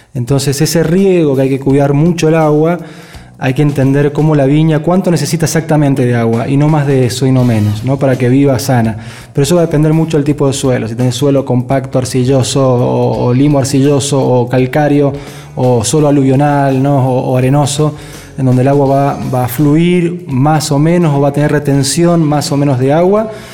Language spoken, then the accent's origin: Spanish; Argentina; es como el argentino, ¿no? Somos, tenemos tanta, eh, ¿cómo se dice? Tanta facilidad para adaptarnos